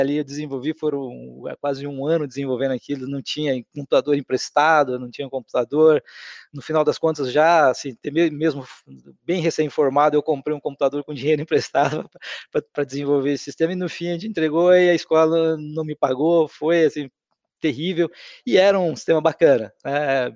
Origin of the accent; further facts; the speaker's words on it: Rondônia, Brazil; also born or lived in Paraná; eu nasci no Paraná e meus pais, acompanhando aquela onda migratória, foram para Rondônia ali em 1978